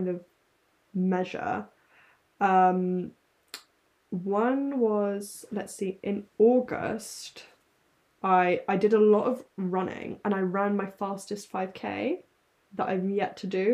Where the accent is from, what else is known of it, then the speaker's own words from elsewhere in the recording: London, United Kingdom; I grew up in London